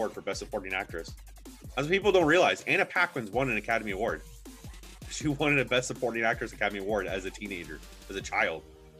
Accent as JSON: {"language": "English", "country": "Canada", "said": "we're Canadian"}